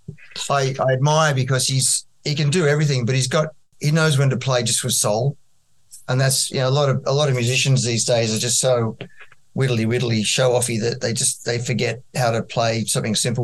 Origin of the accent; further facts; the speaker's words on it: Australia; we're the Aussie guys that's sort of behind the eight ball being way out in Australia